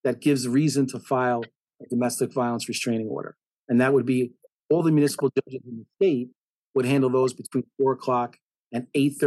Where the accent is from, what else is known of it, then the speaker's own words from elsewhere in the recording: Nutley, New Jersey, United States; also born or lived in Passaic, New Jersey / Union Beach, New Jersey; I've obviously spent most of my life in Nutley, living in Nutley, since I think I was 5 years old.